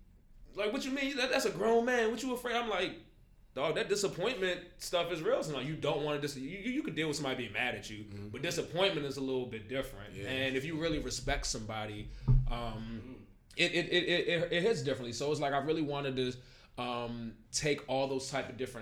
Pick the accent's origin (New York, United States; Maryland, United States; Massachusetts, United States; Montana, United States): Maryland, United States; moved away; I'm originally from Maryland, and when I first moved here